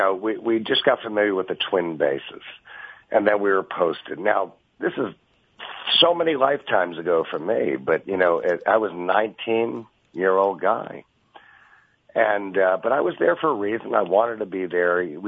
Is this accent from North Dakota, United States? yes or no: no; New York, United States; I'm from New York